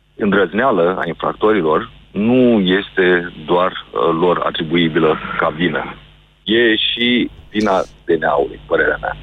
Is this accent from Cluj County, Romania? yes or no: no; Galați, Galați County, Romania; zona Galați, de unde sunt eu